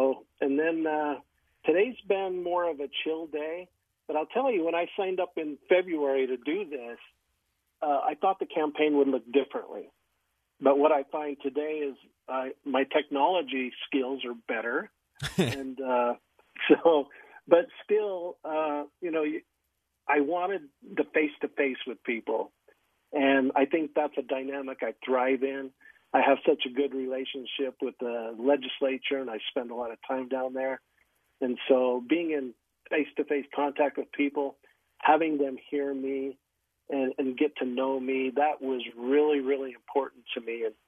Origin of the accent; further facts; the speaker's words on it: Syracuse, Utah, United States; also born or lived in Uinta Basin, Utah / Weber County, Utah; now in Providence, United States; So I grew up in Syracuse, lived most of my married life in Weber County, and now I call Providence in the Cache Valley home because it's close to the Bear River Massacre site